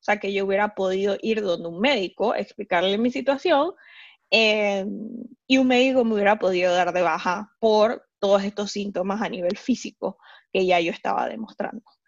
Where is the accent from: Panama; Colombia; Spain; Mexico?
Panama; moved away as an adult; now in Hamburg, Germany; soy panameña, vivo hace tres años en Hamburgo